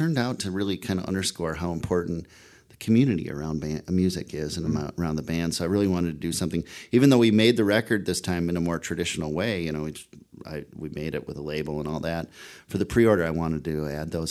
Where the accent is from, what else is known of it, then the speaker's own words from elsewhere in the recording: Minnesota, United States; moved away; I'm originally from Minnesota, so snowed in is kind of a natural state for me